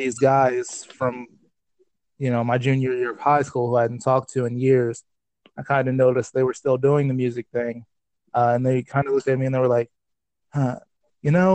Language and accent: English; Baltimore, Maryland, United States; also born or lived in Delaware; I was born in Delaware, raised here for 7 years, moved to Baltimore when I was about 7 years old, and then raised there until I was 18